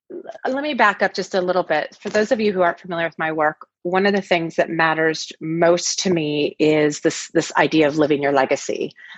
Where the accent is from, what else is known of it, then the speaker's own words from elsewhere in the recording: Pacific Northwest, United States; now in Los Angeles, United States; I grew up in the Northwest, and we've been in LA now for about 10 years.